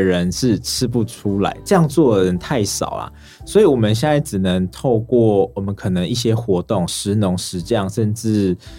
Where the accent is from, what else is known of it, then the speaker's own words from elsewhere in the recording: Xiluo, Yunlin County, Taiwan; 我是从云林西罗的云林在地人